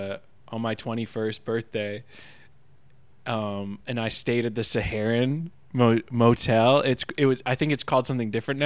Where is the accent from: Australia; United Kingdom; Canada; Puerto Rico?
Canada; Vancouver, British Columbia; moved away as an adult; now in United States; he saw that I was from Vancouver